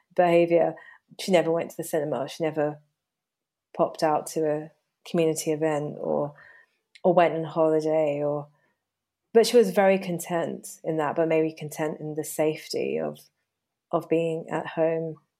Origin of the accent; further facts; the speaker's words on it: Hayes, London, United Kingdom; moved away as an adult; also born or lived in Surrey; now in Hampshire, United Kingdom; growing up in Hayes and quite a working-class environment